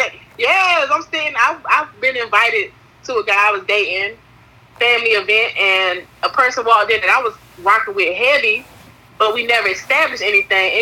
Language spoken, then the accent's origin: English; North Carolina, United States; I'm from Wide Awake Two Five Two.